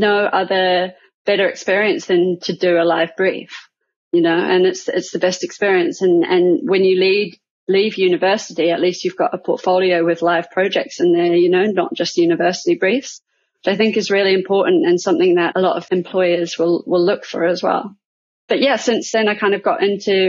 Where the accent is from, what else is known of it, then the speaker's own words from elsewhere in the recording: New Zealand; moved away as an adult; now in London, United Kingdom; I'm originally from New Zealand, but I moved here about 13 years ago now